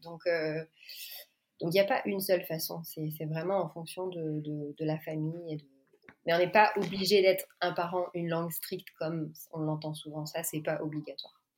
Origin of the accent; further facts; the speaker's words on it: France; moved away as an adult; also born or lived in New York, United States; now in Montreal, Canada; je suis française, je suis euh, orthophoniste donc. Euh, j'ai une petite fille de deux ans et nous on habite à Montréal